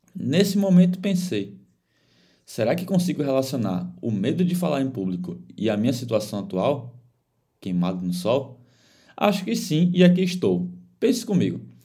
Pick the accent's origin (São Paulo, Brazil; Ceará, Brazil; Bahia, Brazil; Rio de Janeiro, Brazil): Bahia, Brazil; now in Florianópolis, Brazil; Sou baiano